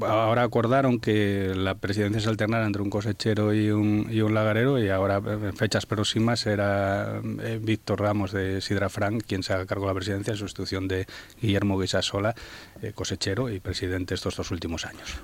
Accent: Asturias, Spain; la comunidad que porta esta cultura, que somos los asturianos

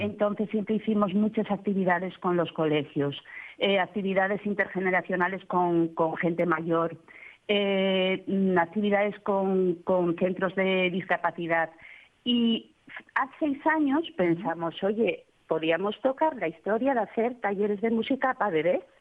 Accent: Gijón, Asturias, Spain; also born or lived in Llanes / Mieres; yo soy de Gijón, pero ya tantos años llevo Mieres

